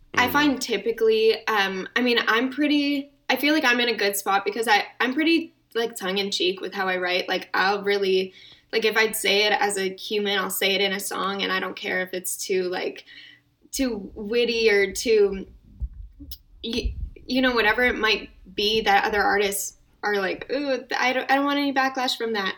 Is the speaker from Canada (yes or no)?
yes; Calgary, Alberta, Canada; moved away as an adult; also born or lived in Toronto; I was born and raised in Calgary, um, and before the pandemic, I was living in Toronto as well.